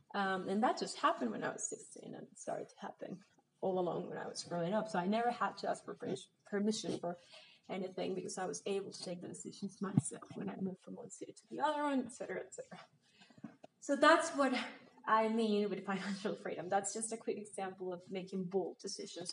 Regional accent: Mexico; I'm from Mexico

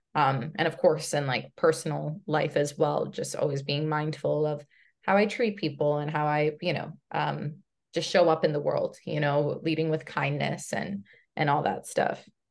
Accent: United States; I am a first generation American by way of Brazil. Uh, my parents immigrated to the States as teens in the seventies

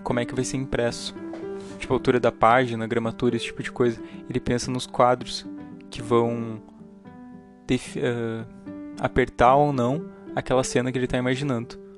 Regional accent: Rio Grande do Sul, Brazil; eu sou do Rio Grande do Sul

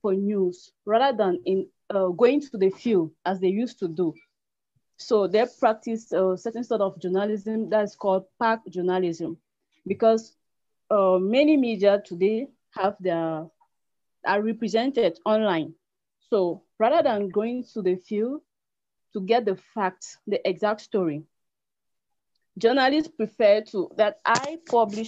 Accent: Cameroon; from Cameroon, the publisher of CNews 24

